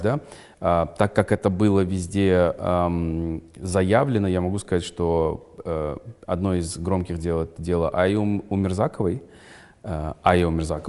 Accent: Kazakhstan; Я, я, казах, я казах

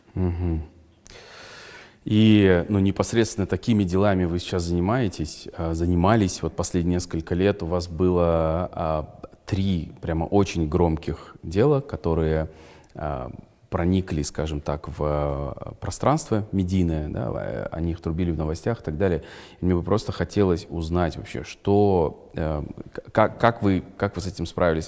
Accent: Kazakhstan; Я, я, казах, я казах

